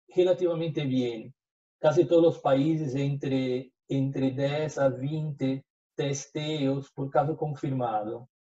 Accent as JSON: {"language": "Spanish", "country": "Brazil", "accent": "portuñol", "second_language": "Spanish", "said": "soy brasileño, entonces antes de partir ya les pido disculpas por, por el portuñol."}